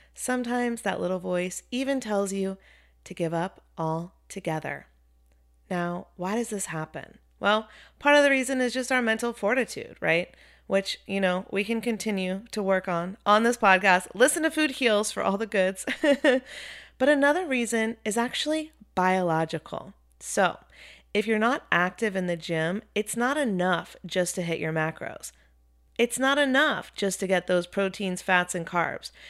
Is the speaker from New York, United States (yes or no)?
no; Chapel Hill, North Carolina, United States; also born or lived in Wilmington, North Carolina; I grew up in Chapel Hill, North Carolina